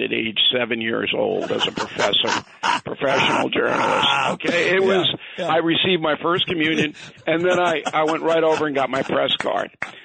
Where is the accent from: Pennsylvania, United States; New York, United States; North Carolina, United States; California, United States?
New York, United States; Levittown; also born or lived in Manhattan, New York; I was raised in Levittown, born in Manhattan, raised in Levittown because my parents couldn't afford to live in Manhattan